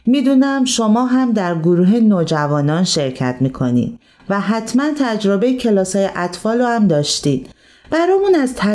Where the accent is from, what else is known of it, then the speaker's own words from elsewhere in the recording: Karaj, Alborz, Iran; 15 سالمه از کرج